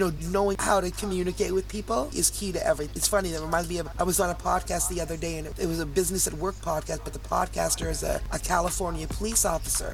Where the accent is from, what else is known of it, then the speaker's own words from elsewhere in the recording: Toronto, Ontario, Canada; now in Hamilton, Canada; I'm a Canadian girl, Toronto girl, and I live about 40 minutes from Toronto in a city called Hamilton